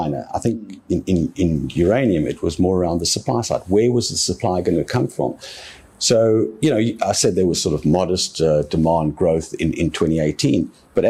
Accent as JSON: {"language": "English", "town": "Cape Town", "region": "Western Cape", "country": "South Africa", "tie": "born or raised there", "said": "this is my hometown."}